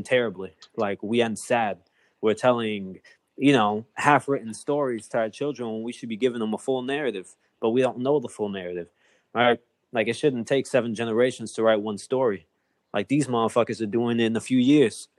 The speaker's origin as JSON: {"language": "English", "town": "Chicago", "region": "Illinois", "country": "United States", "tie": "born or raised there", "said": "I grew up at Humboldt Park"}